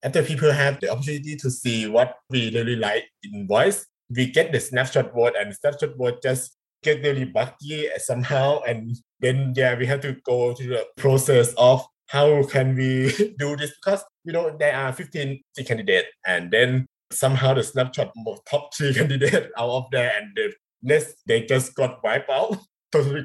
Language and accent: English; Thailand; first language Thai; English is a second language